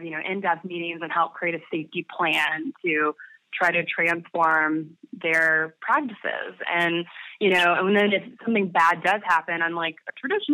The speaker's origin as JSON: {"language": "English", "region": "North Carolina", "country": "United States", "also_born_or_lived": "Georgia", "moved": "as an adult", "said": "I'm from North Carolina originally. I'd been living in Georgia for 6 years, but I moved home"}